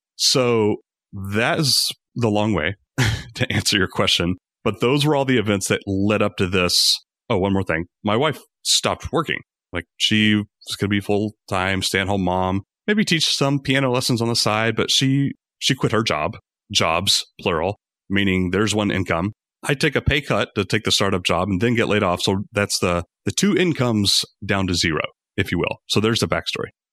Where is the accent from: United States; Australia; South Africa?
United States; Rome, Georgia; moved away as an adult; also born or lived in Atlanta, Georgia; we moved from Atlanta to my hometown, Rome, Georgia